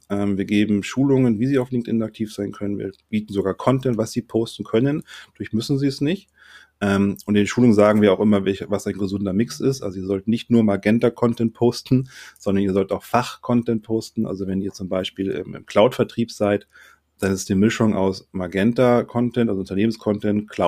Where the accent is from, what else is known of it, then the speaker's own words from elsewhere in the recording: Sylt, Schleswig-Holstein, Germany; Wobei ich bin eigentlich Norddeutscher, eigentlich sage ich Moin.